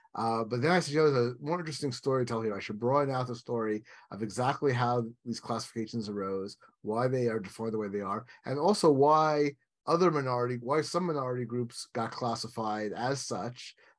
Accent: New York, United States; I grew up in New York, not like, you know, somewhere associated with the Deep South or whatever.

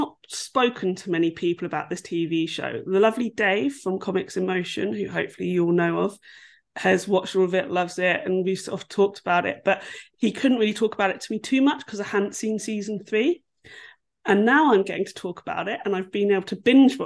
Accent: England, United Kingdom; As an English person

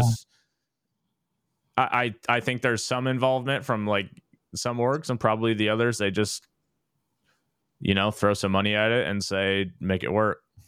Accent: Dallas, Texas, United States; I grew up in Dallas

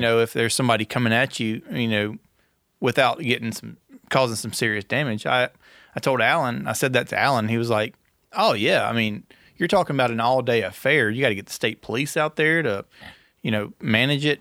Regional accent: Gilbert, Louisiana, United States; born or raised there

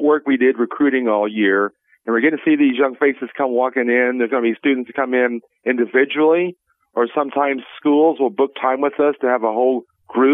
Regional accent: McDonald County, Missouri, United States; I'm a local person. I grew up in McDonald County

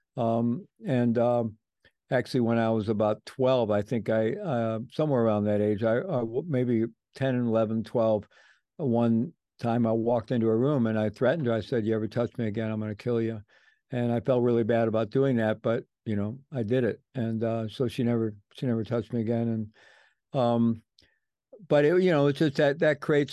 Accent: St. Louis, Missouri, United States; moved away as an adult; I grew up in the Midwest, um, grew up in St. Louis

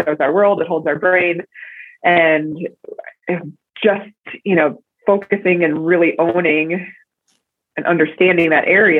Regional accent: New York City, New York, United States; moved away as an adult; also born or lived in Crested Butte, Colorado; I grew up in New York City and had a crazy and wild upbringing there

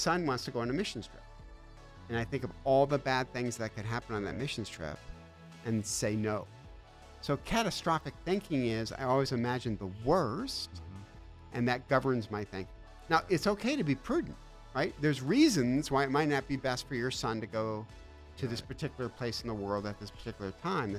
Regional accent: Detroit, Michigan, United States; moved away; I'm from Detroit, which is a life of pain and sorrow

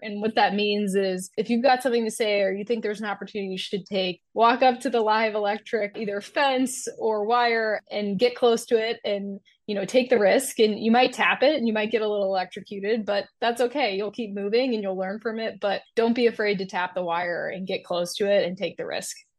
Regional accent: Fort Lauderdale, Florida, United States; moved away; my hometown in Fort Lauderdale

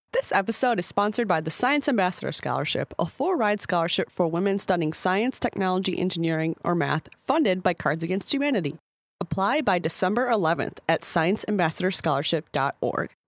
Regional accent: Midwest, United States; I'm from the Midwest

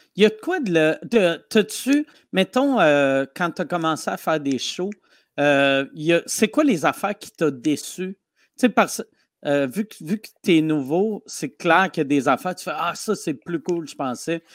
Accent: Quebec City, Quebec, Canada; je viens de Québec.

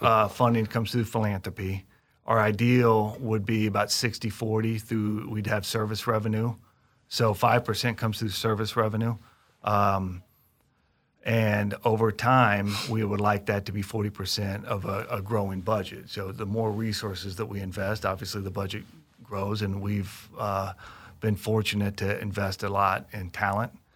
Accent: Kansas City, Missouri, United States; Kansas City that's my hometown

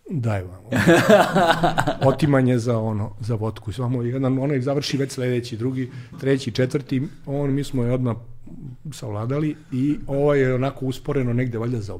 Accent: Serbia; mi smo iz Srbije

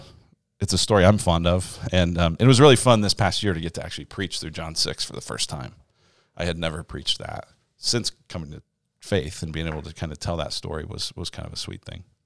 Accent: Denver, Colorado, United States; moved away as an adult; also born or lived in Illinois; now in Arizona, United States; I grew up in Denver, Colorado, and I'm an only child

